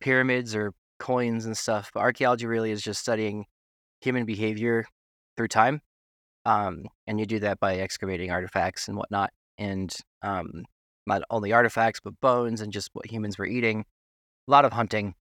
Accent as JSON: {"language": "English", "region": "Tennessee", "country": "United States", "tie": "born or raised there", "also_born_or_lived": "New York City / Wyoming", "said": "I'm from New York City originally, but, uh, I grew up in Tennessee"}